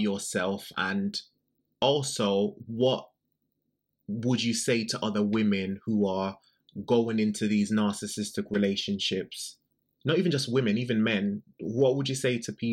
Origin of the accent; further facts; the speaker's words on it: Jamaica; I'm a gay man. I'm from Jamaica